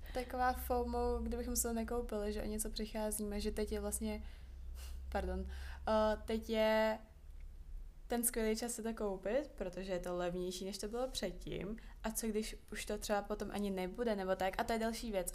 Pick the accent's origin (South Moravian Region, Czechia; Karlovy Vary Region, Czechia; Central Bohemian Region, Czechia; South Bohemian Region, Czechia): Central Bohemian Region, Czechia; small town 40 km from Prague; now in Prague, Czech Republic; já jsem vyrůstala čtyřicet kilometrů od Prahy, tak v našem maloměstě byly sekáče nejméně tři